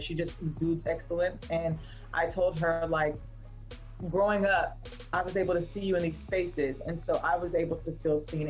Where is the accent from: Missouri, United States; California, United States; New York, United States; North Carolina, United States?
North Carolina, United States; Raleigh; I'm from Raleigh, I rep it to the ends of me.